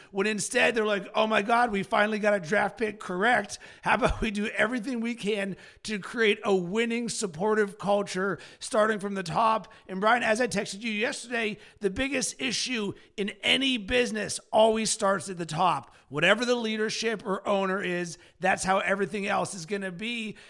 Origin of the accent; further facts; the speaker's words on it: Pittsburgh, Pennsylvania, United States; I'm from Pittsburgh